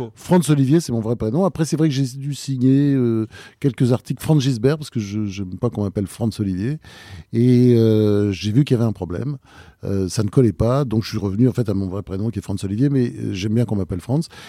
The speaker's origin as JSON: {"language": "French", "region": "Normandy", "country": "France", "tie": "born or raised there", "also_born_or_lived": "Delaware, United States / Rouen", "said": "j'ai été élevé en Normandie."}